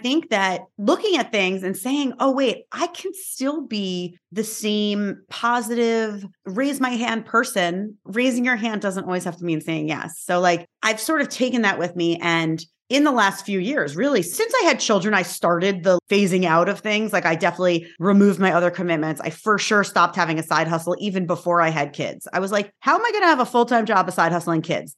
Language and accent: English; New York, United States; I am from New York